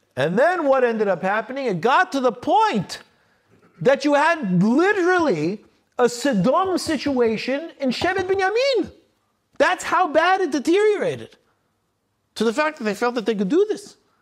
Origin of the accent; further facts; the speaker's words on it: United States; I'm an American, I'm American